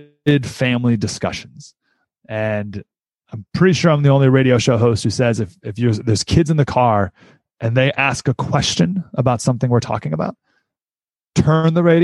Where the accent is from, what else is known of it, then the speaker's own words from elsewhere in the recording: Syracuse, New York, United States; moved away; also born or lived in San Diego; I grew up in Syracuse, New York